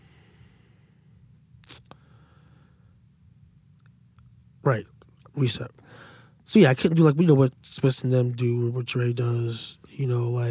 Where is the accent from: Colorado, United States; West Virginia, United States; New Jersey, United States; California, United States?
New Jersey, United States; Paterson; I was from Patterson.